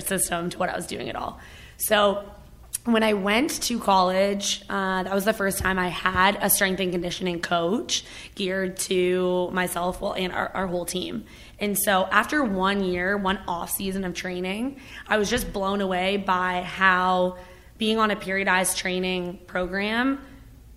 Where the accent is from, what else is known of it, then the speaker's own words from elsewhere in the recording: Toronto, Ontario, Canada; moved away as an adult; also born or lived in Hamilton, Ontario / Los Angeles; now in Phoenix, United States; I grew up in Canada, like a suburb of Toronto in Ontario